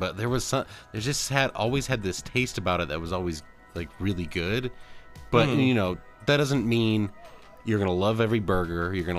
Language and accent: English; Michigan, United States; now in Colorado, United States; I don't know about where I'm at right now in Colorado. Where I grew up in Michigan, though